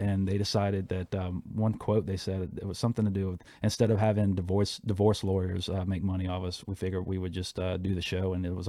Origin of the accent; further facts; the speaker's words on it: Havana, Cuba; You know, because I'm always talking about Havana and just growing up in Cuba.